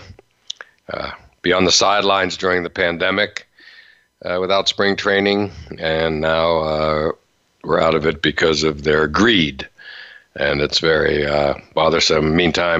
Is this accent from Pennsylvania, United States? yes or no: yes; Western Pennsylvania, United States; also born or lived in Massachusetts; now in Florida, United States; I grew up in Western Pennsylvania